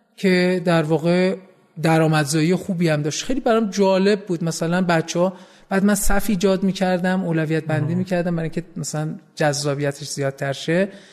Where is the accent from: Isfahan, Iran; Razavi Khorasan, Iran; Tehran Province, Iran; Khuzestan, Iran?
Tehran Province, Iran; Tehran; من متولد 14 اسفند 53 هستم توی خیابون جهانپناه تو 17 شهریور به دنیا آمدم